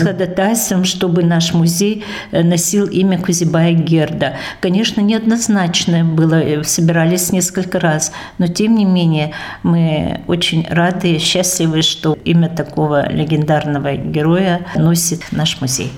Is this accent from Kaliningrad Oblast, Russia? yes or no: no; Kokshan, Tatarstan, Russia; now in Udmurtia, Russia; я родом из Кокшана, Елабужского района